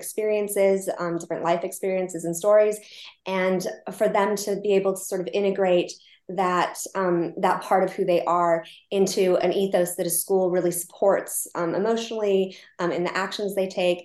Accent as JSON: {"language": "English", "country": "United States", "moved": "yes", "lives_now": "Oxford, United Kingdom", "said": "I'm an American living in Oxford"}